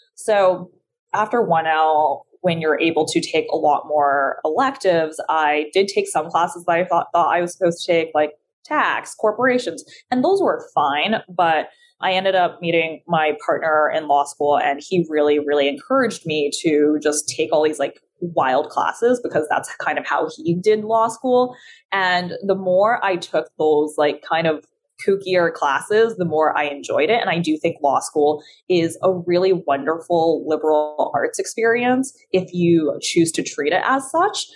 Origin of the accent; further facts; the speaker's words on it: California, United States; English is a second language; also born or lived in China; I'm from California because I grew up there from like the ages of nine to 18